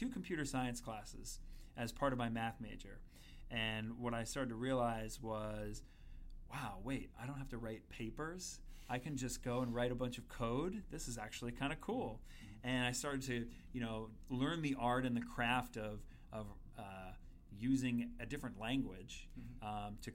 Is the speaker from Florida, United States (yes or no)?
no; Long Island, New York, United States; I'm from Long Island, dyed-in-the-wool Islander fan